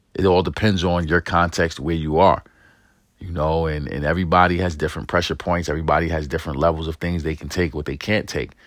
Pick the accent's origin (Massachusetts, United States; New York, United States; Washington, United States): New York, United States; New York City; I grew up in East New York and the projects of New York City